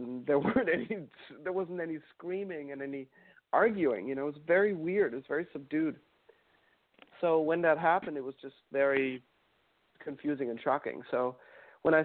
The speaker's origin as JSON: {"language": "English", "town": "Mannheim", "region": "Baden-Württemberg", "country": "Germany", "tie": "born there", "said": "But yeah, apparently the reason I was born in Mannheim was because it was, the hospital there was apparently better"}